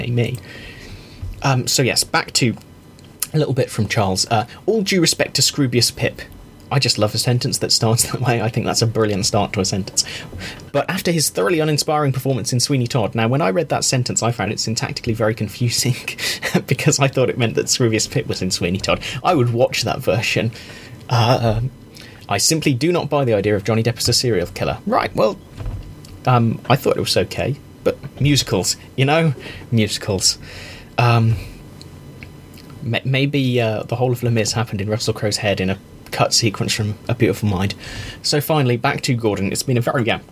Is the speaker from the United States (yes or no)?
no; England, United Kingdom; an English person who cares about rugby